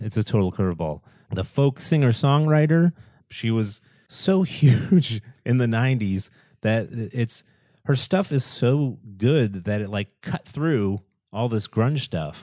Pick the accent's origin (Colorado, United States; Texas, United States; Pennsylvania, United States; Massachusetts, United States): Massachusetts, United States; Boston; I'm from the Boston area